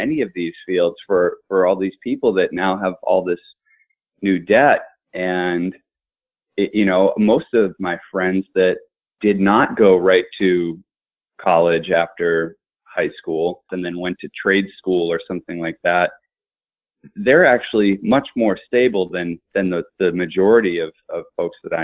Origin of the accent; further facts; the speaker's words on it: Shrewsbury, Massachusetts, United States; I went to public schools in Shrewsbury, Massachusetts